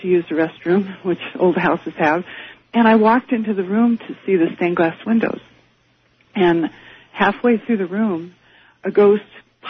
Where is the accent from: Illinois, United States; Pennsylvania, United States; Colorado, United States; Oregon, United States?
Oregon, United States; Portland; now in Eugene, United States; I'm from Eugene, Oregon.